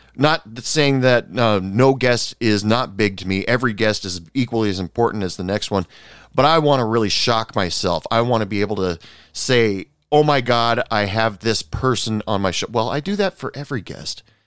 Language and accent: English; United States; me as an American